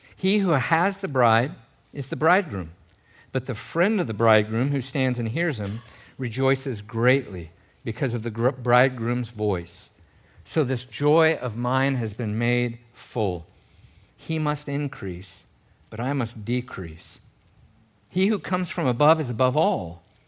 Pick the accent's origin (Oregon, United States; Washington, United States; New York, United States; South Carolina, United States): Oregon, United States; Gold Beach; I grew up in Gold Beach, Oregon.